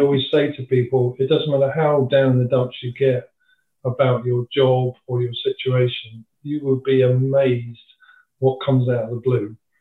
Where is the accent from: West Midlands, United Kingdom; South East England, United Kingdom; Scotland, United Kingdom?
South East England, United Kingdom; Dover; I was born and bred in Dover